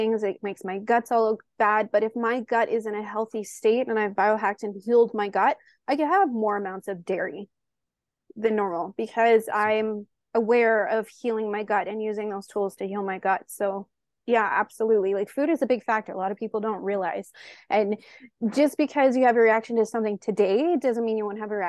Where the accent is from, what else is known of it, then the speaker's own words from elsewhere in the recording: Canada; I'm Canadian